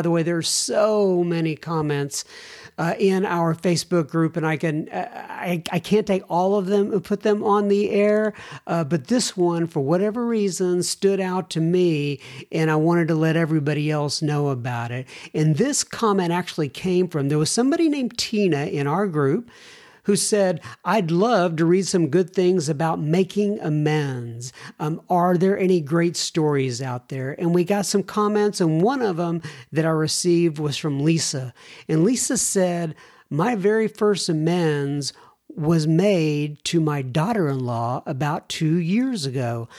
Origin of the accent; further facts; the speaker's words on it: Arkansas, United States; I am from Northwest Arkansas, born and raised. That is Walmart country.